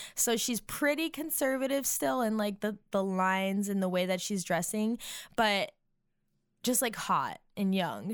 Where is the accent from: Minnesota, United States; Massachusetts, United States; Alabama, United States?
Massachusetts, United States; now in Nashville, United States; as a New Englander, because I'm from Massachusetts, but I am now living in Nashville